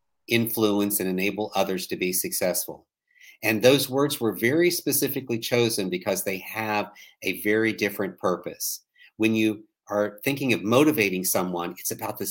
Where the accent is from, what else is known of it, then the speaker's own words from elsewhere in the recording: West Virginia, United States; now in Daniel Island, South Carolina, United States; I was born and raised in a very small town in West Virginia